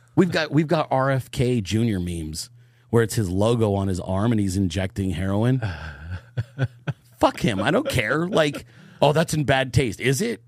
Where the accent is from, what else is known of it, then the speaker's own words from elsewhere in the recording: Bay Area, Northern California, United States; I grew up in California. I'm from Northern California, the Bay Area.